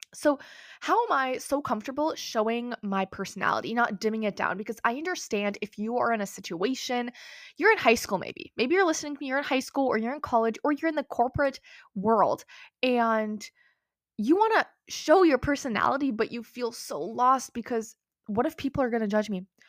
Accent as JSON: {"language": "English", "country": "United States", "also_born_or_lived": "Minnesota", "said": "I live in America, I'm American, I live in Minnesota"}